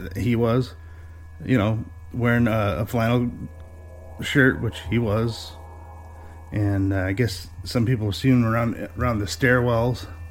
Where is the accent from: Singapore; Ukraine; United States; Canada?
United States; north of Detroit, Michigan; I'm from Michigan, uh, just north of Detroit, a little ways